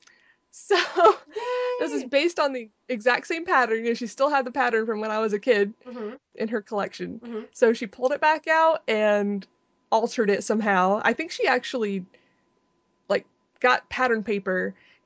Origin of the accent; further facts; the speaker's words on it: Anderson, United States; I was in college in my hometown of Anderson, where I grew up